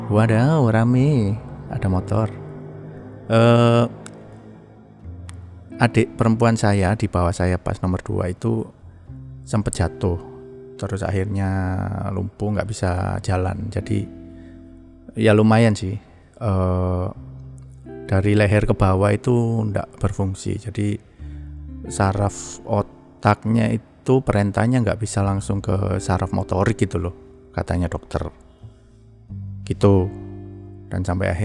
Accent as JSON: {"language": "Indonesian", "town": "Kepanjen", "region": "East Java", "country": "Indonesia", "tie": "born or raised there", "lives_now": "Bali, Indonesia", "said": "saya itu sebetulnya lahir di Jawa, besar di Jawa, tepatnya di Malang, Jawa Timur di Kepanjen istilahnya itu Malang itu ya bukan kota Malang sih Kepanjen itu masih ke Malang ke selatan gitu di desanya sih"}